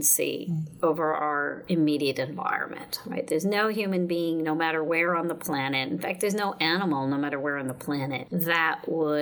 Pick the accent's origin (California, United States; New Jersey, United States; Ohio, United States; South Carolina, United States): New Jersey, United States; Elmwood Park; also born or lived in Toronto, Canada / Queens, New York; now in New York, United States; From 10 until 17, I lived in Elmwood Park in Bergen County, New Jersey